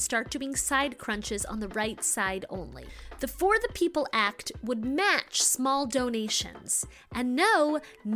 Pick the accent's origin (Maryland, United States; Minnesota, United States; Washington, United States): Maryland, United States; moved away; I'm from Maryland originally